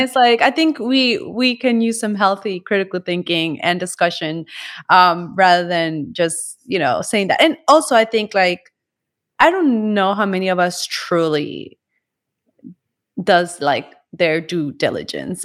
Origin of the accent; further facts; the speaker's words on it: Colombia; I come also from Colombia